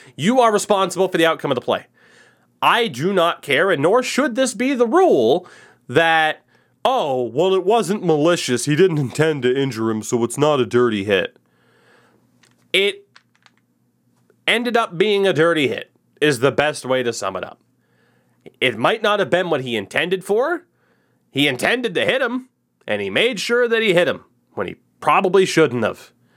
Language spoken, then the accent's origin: English; Milford, Massachusetts, United States; that small town is a lovely place called Milford, Massachusetts, which is where I was born